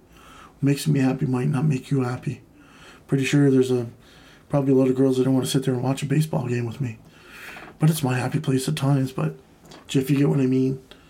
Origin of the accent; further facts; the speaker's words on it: Canada; And, you know, with my home country here in Canada, I mean, we've taken a kind of a step back.